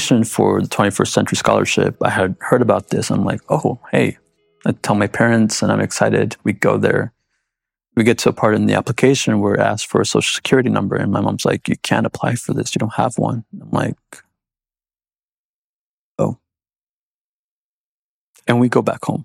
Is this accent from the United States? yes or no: yes; Goshen, United States; also born or lived in Mexico; I grew up in Goshen since I was 3.